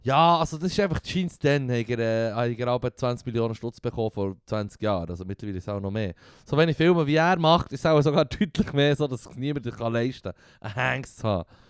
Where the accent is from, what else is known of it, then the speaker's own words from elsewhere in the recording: Switzerland; bei uns in der Schweiz